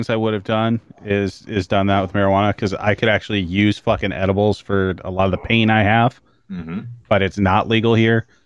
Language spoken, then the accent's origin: English; Canada; As a Canadian, yeah.